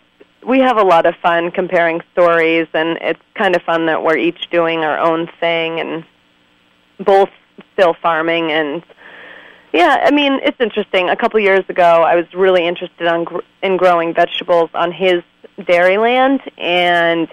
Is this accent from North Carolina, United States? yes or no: no; East Montpelier, Vermont, United States; also born or lived in Craftsbury, Vermont; I grew up in East Montpelier, Vermont, which is about 40 minutes from where I live now.